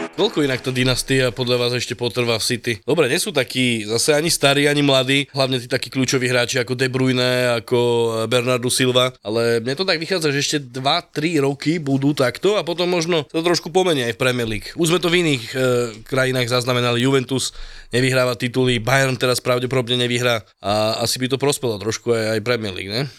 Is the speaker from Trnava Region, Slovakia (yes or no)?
yes; Pusté Úľany, Trnava Region, Slovakia; u nás obecné slavnosti v Pustých Ulanoch